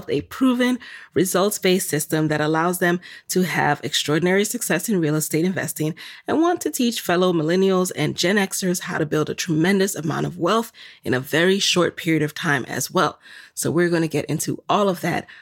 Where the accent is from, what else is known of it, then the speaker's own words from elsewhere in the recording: New York City, New York, United States; where I grew up in the Bronx